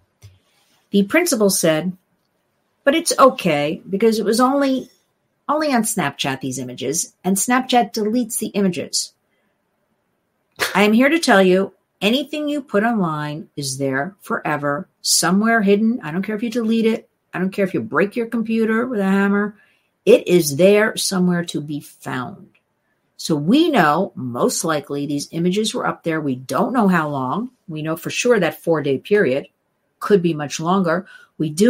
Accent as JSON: {"language": "English", "region": "New Jersey", "country": "United States", "tie": "born or raised there", "said": "I grew up in New Jersey."}